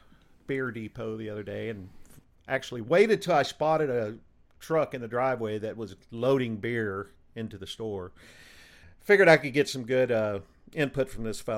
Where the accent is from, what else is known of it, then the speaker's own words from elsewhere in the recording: the South, United States; being from the South.